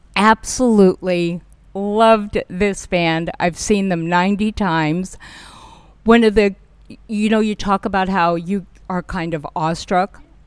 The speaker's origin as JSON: {"language": "English", "town": "Burbank", "region": "California", "country": "United States", "tie": "born or raised there", "said": "I am a kid from Burbank, California"}